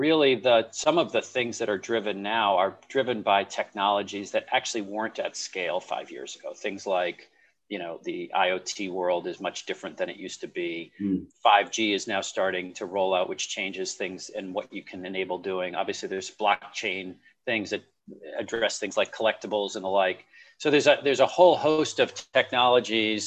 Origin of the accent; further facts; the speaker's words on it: Boston, Massachusetts, United States; as a person growing up in the Boston area where sports was a big part of my life